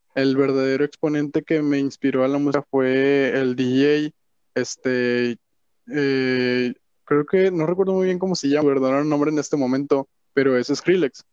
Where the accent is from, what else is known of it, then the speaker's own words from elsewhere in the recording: Monterrey, Nuevo León, Mexico; nací en Monterrey, Nuevo León, aquí mismo. Soy 100% mexicano y pues de norteño, no sé cómo decirlo, regio